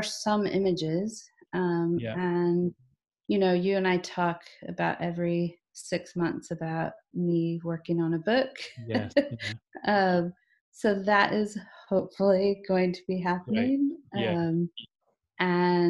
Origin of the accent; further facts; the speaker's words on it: Southern Indiana, United States; moved away as an adult; now in Scotland; I grew up German Catholic in Southern Indiana, but that was in a suburb